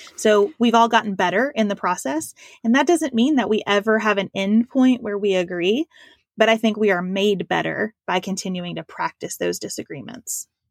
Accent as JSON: {"language": "English", "region": "Western Kentucky", "country": "United States", "tie": "born or raised there", "also_born_or_lived": "Lexington, Kentucky", "said": "I grew up in Western Kentucky on a dairy farm"}